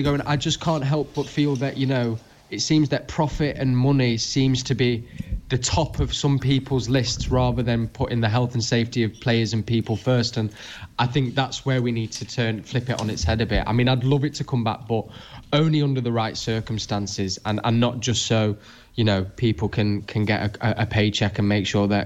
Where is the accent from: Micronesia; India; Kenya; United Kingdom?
United Kingdom; Manchester, North West England; as a Mancunian